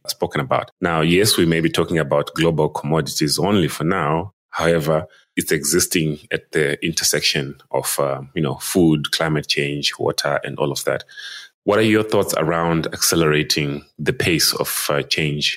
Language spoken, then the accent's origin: English; Malawi; now in South Africa; I'm originally from Malawi, even though I'm now based in South Africa